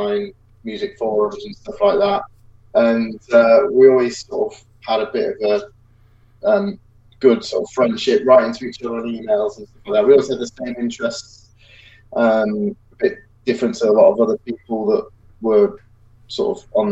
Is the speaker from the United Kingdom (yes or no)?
yes; England, United Kingdom; England's a kind of strange country in terms of like European geography